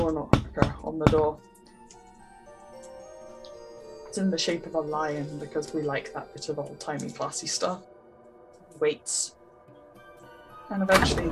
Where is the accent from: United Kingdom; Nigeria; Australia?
United Kingdom; I'm British